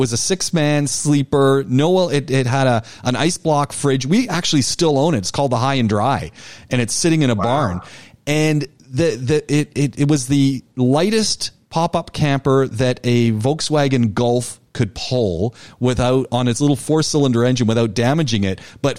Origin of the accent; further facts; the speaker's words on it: Canada; I'm from more north than the North Country. And my boys go, "Dad, why didn't you just say Canada?"